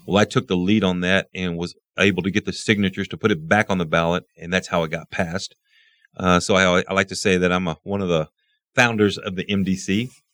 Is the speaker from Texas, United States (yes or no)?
yes; Midland, Texas, United States; I was born and raised here in Midland